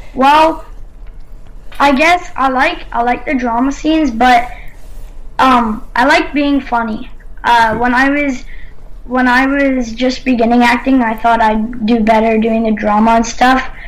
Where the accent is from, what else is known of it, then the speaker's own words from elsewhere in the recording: Canada; I'm Canadian.